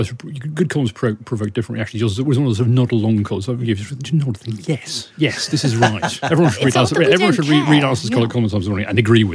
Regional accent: Northumberland, North East England, United Kingdom; I'm from Northumberland.

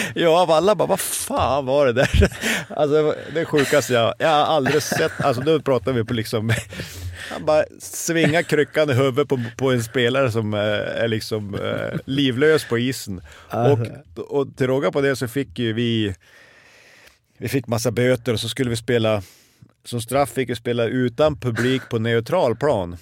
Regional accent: Örnsköldsvik, Västernorrland County, Sweden; moved away; hemma i Övik

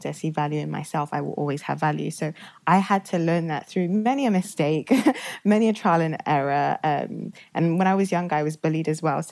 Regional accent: Oxford, South East England, United Kingdom; also born or lived in Nigeria; I grew up in Oxford pretty much my whole life. I moved from Nigeria when I was young, very young

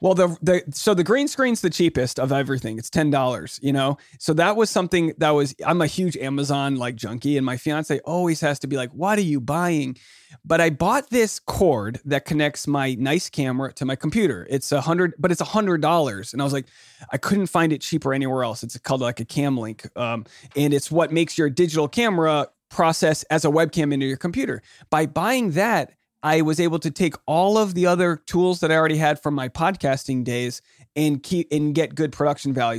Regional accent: Newport, Rhode Island, United States; moved away; also born or lived in New York City; I'm from Newport, Rhode Island

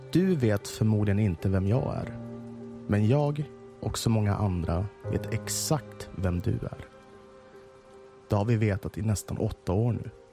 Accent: Stockholm County, Sweden; accent: Stockholm dialect (stockholmska); vad jag pratar stockholmska

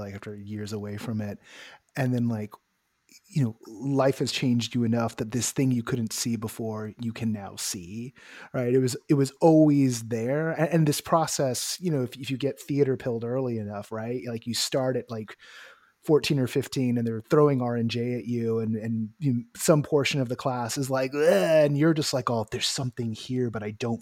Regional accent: Richmond, California, United States; I was up in Richmond Unified

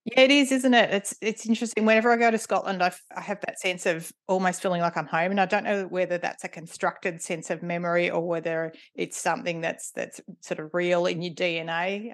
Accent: Ringwood, Victoria, Australia; moved away as an adult; also born or lived in East Melbourne / Cathedral Ranges, Victoria; mum and dad moved into their house in Ringwood, where I grew up.

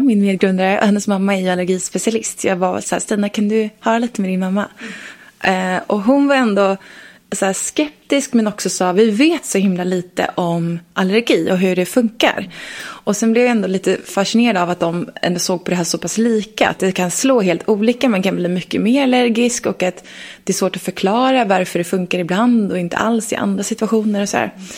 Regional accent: Leksand, Dalarna County, Sweden; jag är från Leksand

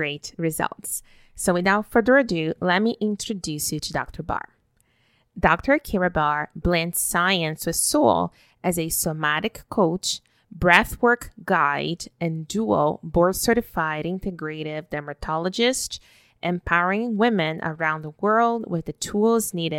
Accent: Brazil; now in Canada; I was born and raised in Brazil, even though I live in Canada now

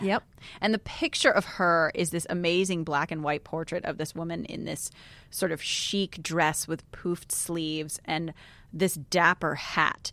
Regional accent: New York, United States; moved away; also born or lived in Texas; I grew up in New York, and I went to an all-girls school

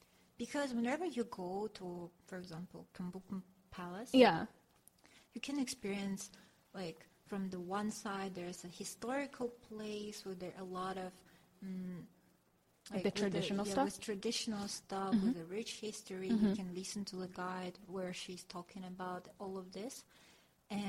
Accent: Dagestan, Russia; English is a second language; moved away as an adult; now in South Korea; the place where I was born in Dagestan

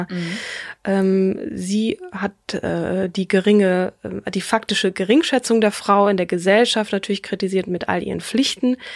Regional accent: Marburg, Hesse, Germany; born there; sie hat studiert in meiner Geburtsstadt in Marburg an der Lahn.

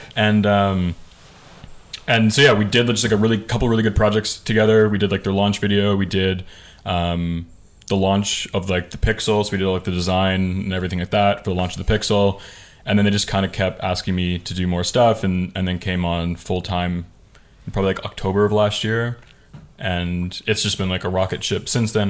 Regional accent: just outside of Toronto, Ontario, Canada; I'm from like just outside of Toronto, Canada.

